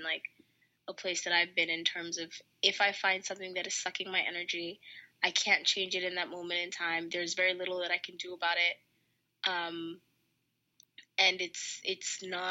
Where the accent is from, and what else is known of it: Tanzania; also born or lived in United States